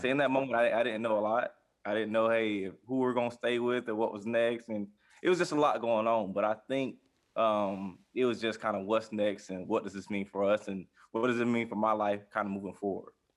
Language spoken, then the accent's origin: English; Jacksonville, Florida, United States; I'm from Jacksonville, Florida, uh, born and raised here on the West Side